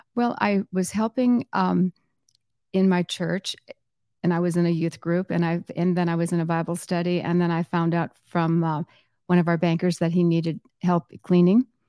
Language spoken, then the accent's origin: English; Southwest Florida, United States; also born or lived in Chicago area; I grew up here in Southwest Florida, and I moved here when I was two. from the Chicago area